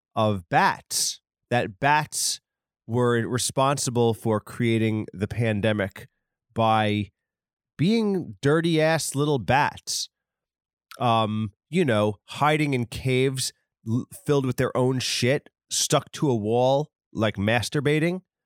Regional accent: New York, United States; I'm from, uh, New York. Maybe it's because I'm a New Yorker

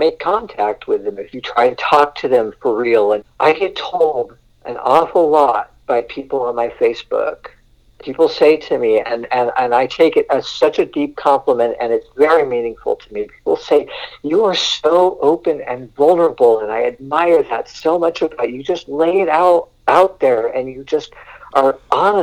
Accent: Southern California, United States; I grew up here on the West Coast in California, and especially Southern California

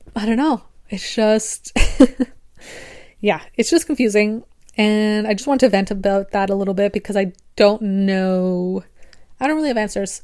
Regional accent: Canada; I'm also Canadian

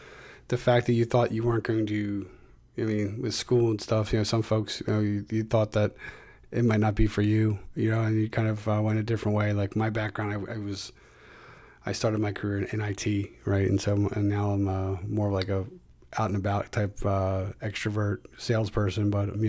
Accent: Philadelphia, Pennsylvania, United States; moved away as an adult; now in Connecticut, United States; I'm from Philadelphia here in the States, but I live in Connecticut, which is about, you know, 2.5 hours away.

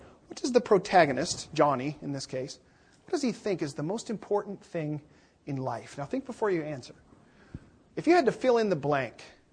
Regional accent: Seattle, Washington, United States; moved away; I'm from Seattle

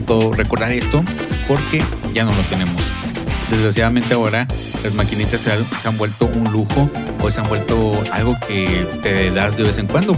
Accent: Mexico; en México

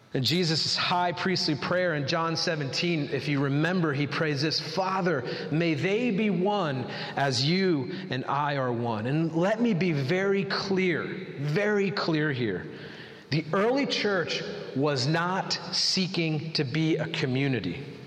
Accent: United States; as Americans, we really wrestle with busyness

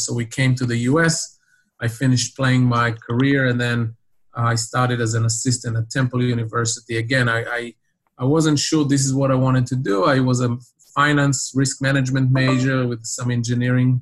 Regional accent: Israel; now in United States; seventh grade in my town where I grew up in Israel

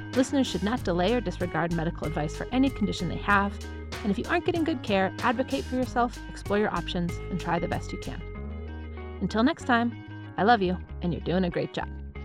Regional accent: Wisconsin, United States; I was born and raised in Wisconsin

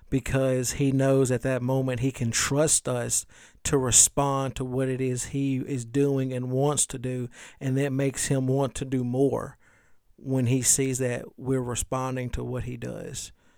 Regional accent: the South, United States; I'm from the South

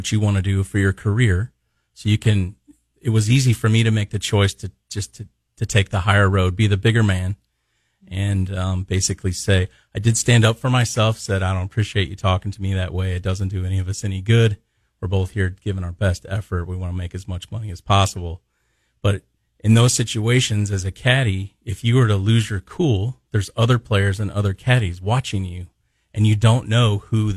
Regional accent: Midwest, United States; we're from the Midwest

